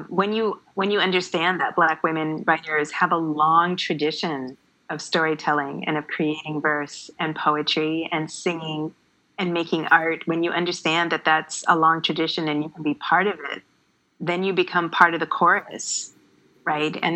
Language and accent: English; Canada; because I grew up in Canada, I grew up reading the classics